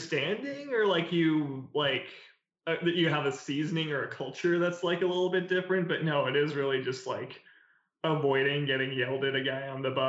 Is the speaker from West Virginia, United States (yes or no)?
no; Montana, United States; moved away as an adult; now in Seattle, United States; My partner and I moved here from Montana, that time. And it was just wanting to leave a really, like, conservative state where we had both grown up.